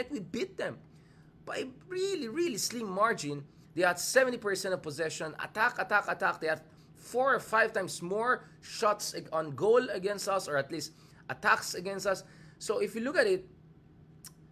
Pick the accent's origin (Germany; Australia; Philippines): Philippines